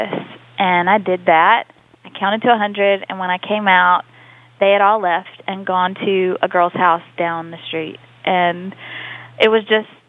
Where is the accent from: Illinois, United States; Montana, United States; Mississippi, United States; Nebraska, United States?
Mississippi, United States; Mississippi, it's a special place